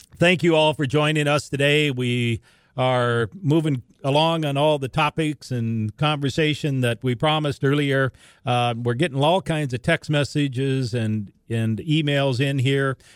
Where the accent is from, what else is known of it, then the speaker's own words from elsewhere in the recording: Larimore, North Dakota, United States; all the way up near Laramore, my hometown, Western Grand Forks